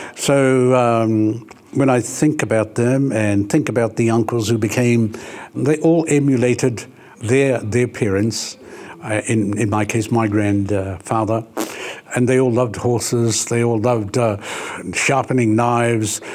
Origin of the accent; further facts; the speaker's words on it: Ruatahuna, Bay of Plenty, New Zealand; we're from Ruatahuna